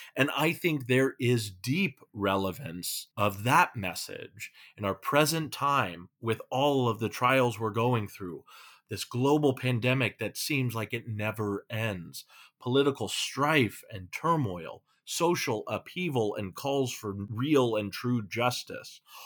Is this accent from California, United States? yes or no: yes; California, United States; now in Minnesota, United States; I'm from California